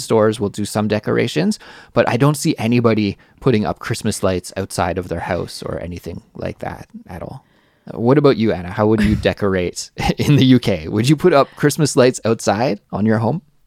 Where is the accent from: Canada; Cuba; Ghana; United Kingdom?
Canada; moved away as an adult; now in South Korea; I'm from Canada